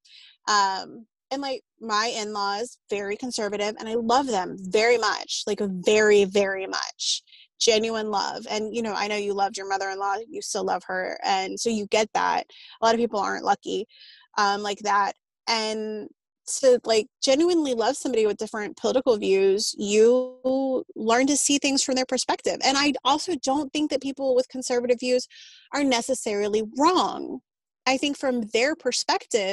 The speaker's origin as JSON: {"language": "English", "town": "Austin", "region": "Texas", "country": "United States", "tie": "born or raised there", "said": "I was born and raised in Austin. So of course it's kind of a blue bastion in Texas"}